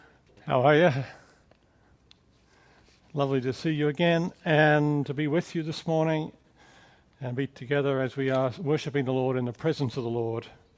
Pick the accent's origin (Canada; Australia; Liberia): Australia; accent: mixed; also born or lived in England; now in United States; if you're wondering about the accent, it's kind of a mixed bag of accents. I'm from Australia. I spent many years in England working as a missionary, and now I've lived for many years also in America